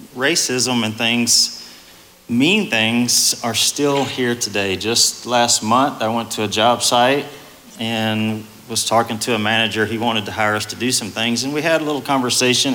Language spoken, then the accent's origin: English; East Texas, United States; I'm more of an East Texas country boy